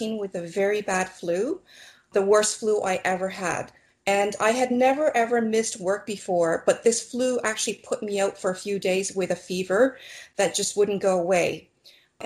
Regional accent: Toronto, Ontario, Canada; I was born and raised in Toronto, Canada.

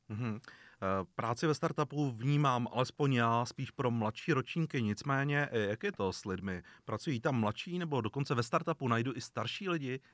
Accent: Czechia; Jako Češi jsme většinou, nebo aspoň vnímám, konzervativní národ

